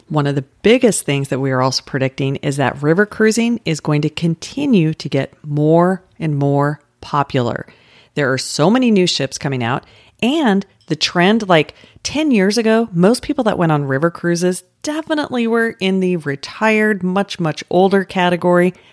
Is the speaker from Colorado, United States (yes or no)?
yes; Colorado, United States; now in Orlando, United States; I grew up in Colorado.